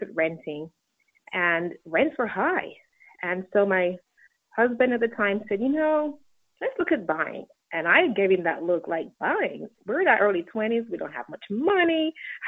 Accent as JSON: {"language": "English", "region": "England", "country": "United Kingdom", "tie": "born or raised there", "also_born_or_lived": "Jamaica", "said": "Well, I was born in Jamaica, raised in England, and I have an undergraduate degree in communications."}